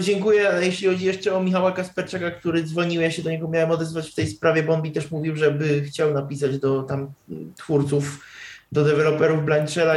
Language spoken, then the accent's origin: Polish; Czechia; ja jestem z Czech